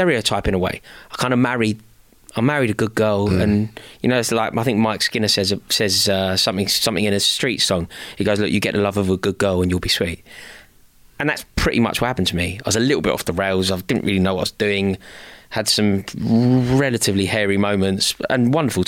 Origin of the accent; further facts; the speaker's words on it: London, United Kingdom; I'm from the city, passionate about being from the city, a proud Londoner, and never ever envisaged me not living in central London